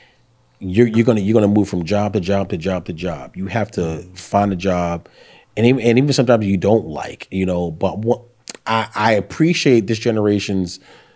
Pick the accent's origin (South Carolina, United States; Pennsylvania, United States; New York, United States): New York, United States; New York City; moved away as an adult; now in Virginia, United States; I grew up in the 90s in Brooklyn, Bed-Stuy